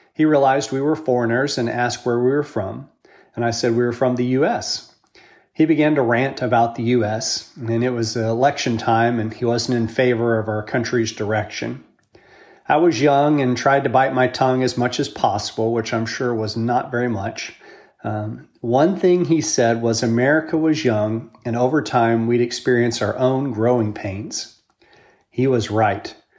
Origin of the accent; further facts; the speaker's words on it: United States; I'm proud to be an American